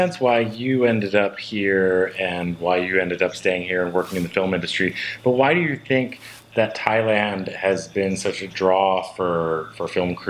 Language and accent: English; Hawaii, United States; I'm from Hawaii